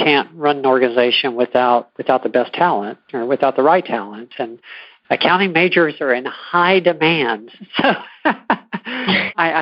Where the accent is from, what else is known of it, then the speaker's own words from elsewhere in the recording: San Antonio, Texas, United States; I was born in San Antonio, grew up here, spent almost my entire life here